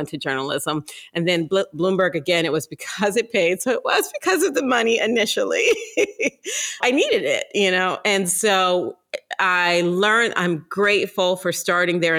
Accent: Ohio, United States; moved away as an adult; now in New York, United States; I'm originally from Ohio

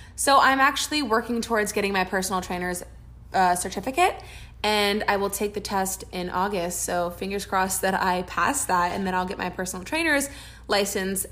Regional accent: Orlando, Florida, United States; moved away; we are both from Orlando, Florida

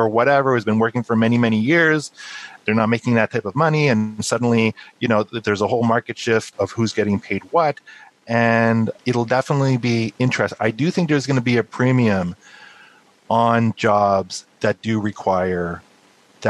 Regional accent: Montreal, Quebec, Canada; now in United States; I'm actually originally from Montreal

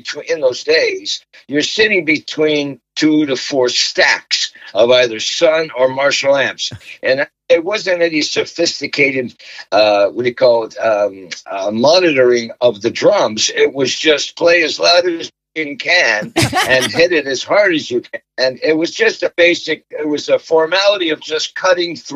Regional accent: Montreal, Quebec, Canada; a kid growing up in Montreal with triplet brothers, a sister, a big family

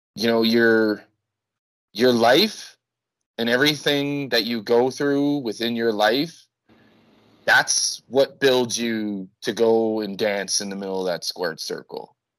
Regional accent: Winnipeg, Manitoba, Canada; moved away as an adult; now in Mexico; I'm from Winnipeg

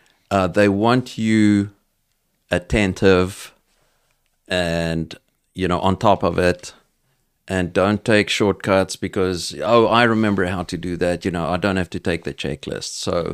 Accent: South Africa; accent: South African; So, I mean, I'm going to be with my South African accent, whatever that is.

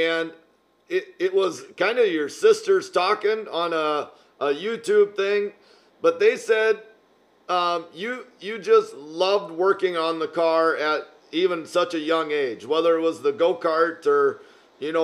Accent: Lester, Iowa, United States; We're from Lester, Iowa, which is 250 people

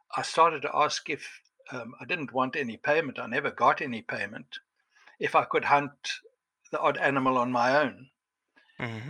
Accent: Cape Town, Western Cape, South Africa; I was born in Cape Town

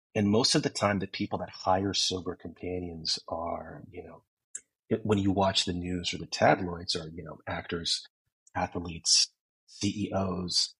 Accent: San Francisco, California, United States; moved away as an adult; now in Los Angeles, United States; I was born and raised in San Francisco um, in the 80s and 90s

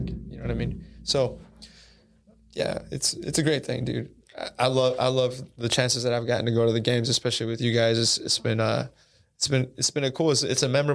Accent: Houston, Texas, United States; now in Austin, United States; I'm from Houston, born and raised in Houston, and I moved to Austin in 2009.

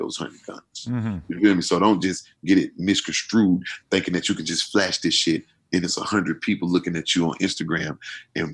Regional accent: Atlanta, Georgia, United States; I'm from Atlanta

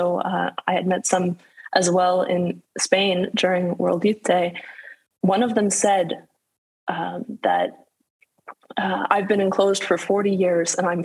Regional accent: Calgary, Alberta, Canada; my hometown, beautiful Calgary in the Alberta Rocky Mountains

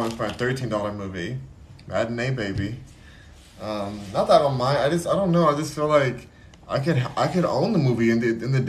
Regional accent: Los Angeles, California, United States; I'm from Los Angeles.

